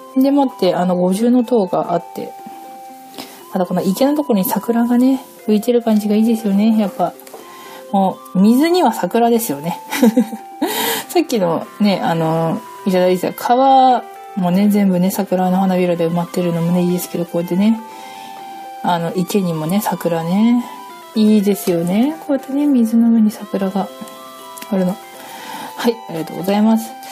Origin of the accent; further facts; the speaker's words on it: Hokkaido, Japan; 私北海道出身でして。